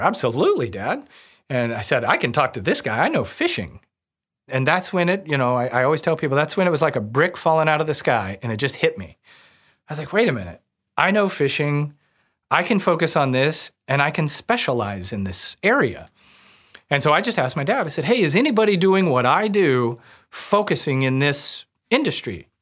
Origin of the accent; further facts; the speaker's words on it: Warsaw, Missouri, United States; I grew up outside of Warsaw, Missouri, on Truman Lake